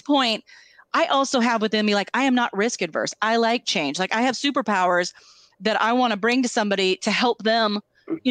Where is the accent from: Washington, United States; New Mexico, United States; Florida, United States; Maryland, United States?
Washington, United States; Tri-Cities; moved away; also born or lived in Seattle; I grew up in the Tri Cities, I went to keggers